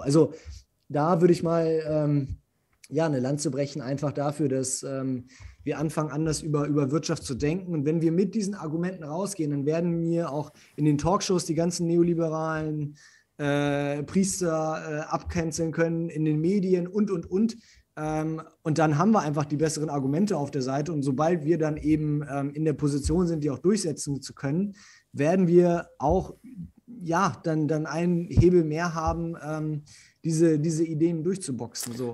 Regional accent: Germany; Bei uns in Deutschland

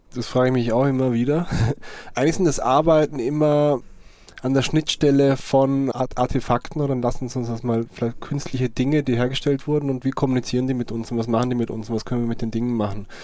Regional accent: Vorarlberg, Austria; moved away as an adult; now in Cologne, Germany; es kann sein, dass ich irgendwann mal wieder in meine Heimat zurückgehe

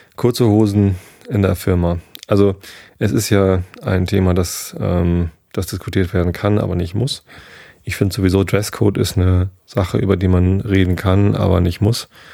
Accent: Northern Germany, Germany; Als Norddeutscher

